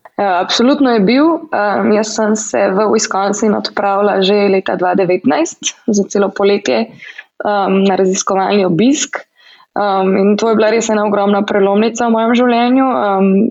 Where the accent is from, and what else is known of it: Slovenia; moved away as an adult; now in United States